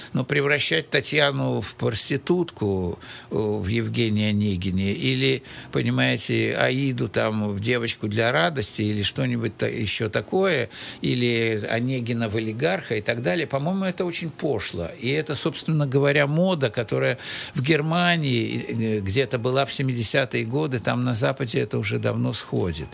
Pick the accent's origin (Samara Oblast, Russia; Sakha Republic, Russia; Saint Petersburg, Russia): Saint Petersburg, Russia; also born or lived in Moscow; вернулся в Питер